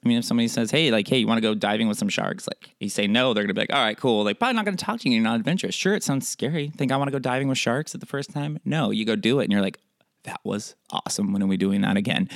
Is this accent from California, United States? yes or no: no; Oregon, United States; I'm from Oregon.